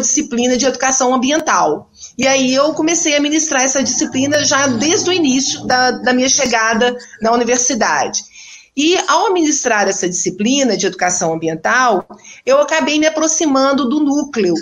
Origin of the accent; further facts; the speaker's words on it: Minas Gerais, Brazil; moved away as an adult; also born or lived in Alagoas; now in Maceió, Brazil; Eu sou mineira, né? hoje eu já me considero uma mineira lagoana